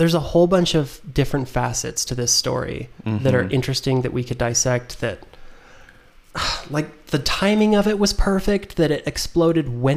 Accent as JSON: {"language": "English", "country": "United States", "said": "I'm an American"}